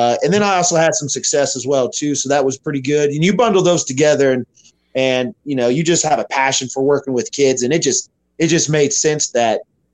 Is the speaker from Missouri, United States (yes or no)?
yes; Carthage, Missouri, United States; moved away as an adult; also born or lived in Wichita, Kansas; now in Liberal, United States; where I grew up, was a little old town called Carthage, Missouri